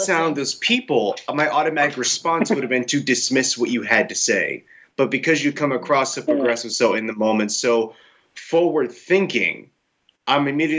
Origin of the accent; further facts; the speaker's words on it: United States; as a person growing up in America, growing up without religion, I don't have one particularly right now. I'm agnostic is what I identify as.